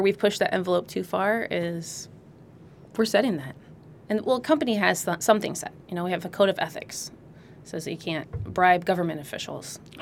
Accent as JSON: {"language": "English", "region": "Illinois", "country": "United States", "tie": "born or raised there", "also_born_or_lived": "Colorado Springs / Las Cruces, New Mexico / Hawaii", "moved": "yes", "lives_now": "California, United States", "said": "I grew up in Illinois. I'm not, not from California originally"}